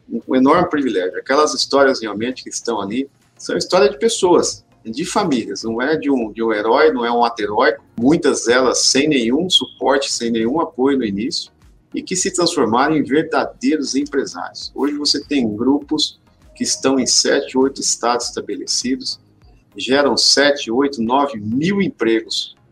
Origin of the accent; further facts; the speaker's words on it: interior of São Paulo, Brazil; Eu sou aqui do interior de São Paulo, sou filho de agricultor também.